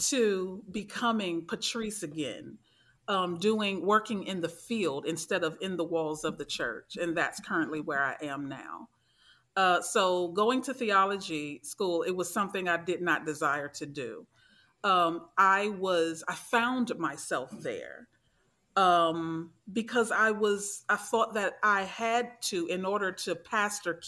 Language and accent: English; Maryland, United States; I am from Maryland